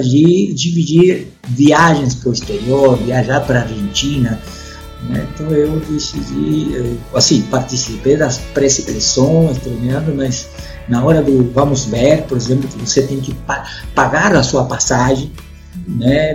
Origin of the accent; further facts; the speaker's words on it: Concepción, Biobío, Chile; Portuguese is a second language; moved away as an adult; also born or lived in Belo Horizonte, Brazil / Espírito Santo, Brazil; now in Brazil; Eu sou do sul do Chile, é o terceiro polo mais importante do rugby nacional, né? na cidade de Concepción, uma cidade industrial. Né? E eu nasci na cidade de Concepción